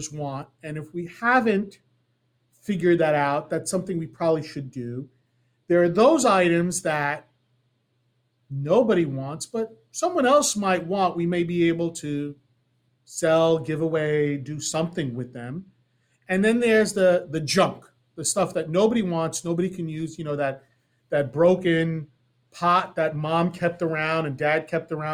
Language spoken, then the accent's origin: English; New York, United States; growing up in New York, we learned Yiddish too.